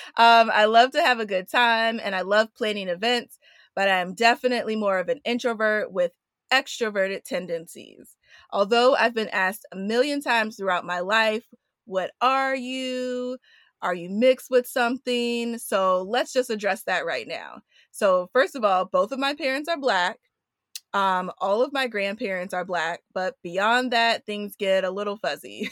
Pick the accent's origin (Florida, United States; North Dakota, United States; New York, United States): New York, United States; New York City; also born or lived in Washington, D.C.; I was born in Washington, D C, but raised in Queens, New York.